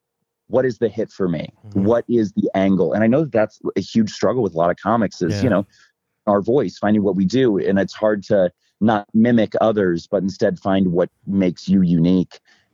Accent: Midwest, United States; Thankfully, I'm from the Midwest, and there's a few things that you can make me do that I don't want to.

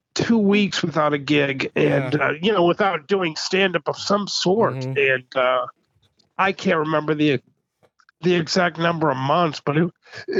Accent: Kansas, United States; I grew up in Kansas, so I was in Kansas during my childhood

